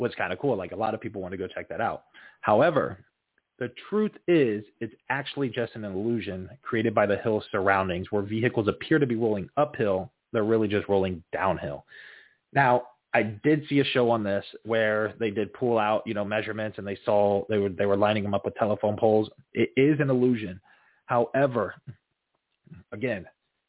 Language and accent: English; Florida, United States; I grew up, born and raised in Florida